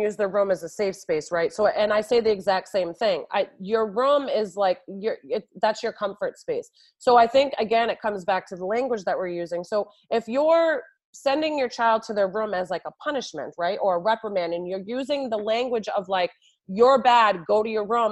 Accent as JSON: {"language": "English", "region": "New York", "country": "United States", "moved": "as an adult", "lives_now": "Boston, United States", "said": "I hail from New York and I was in New York for so many years"}